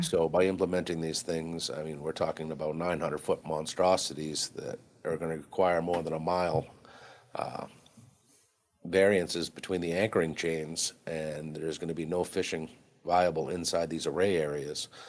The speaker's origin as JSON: {"language": "English", "town": "Harpswell", "region": "Maine", "country": "United States", "said": "I'm from Harpswell, Maine"}